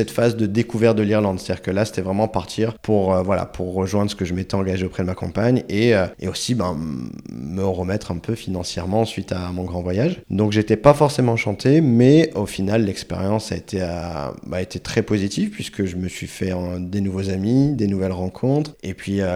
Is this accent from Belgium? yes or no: no; Chile; accent: Chilean; French is a second language; j'ai vite transformé mon accent chilien en accent espagnol. Donc principalement, en fait, on parlait espagnol à la maison.